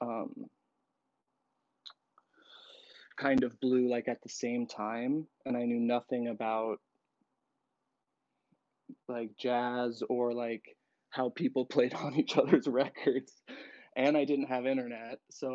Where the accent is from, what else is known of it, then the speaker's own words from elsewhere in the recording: Roseburg, Oregon, United States; moved away as an adult; now in Portland, United States; I am from Roseburg, Oregon, but like outside. So the forest in the boonies in southern Oregon